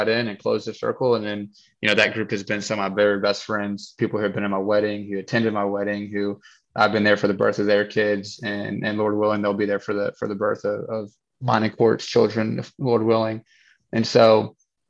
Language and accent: English; Nashville, Tennessee, United States; born and raised in Nashville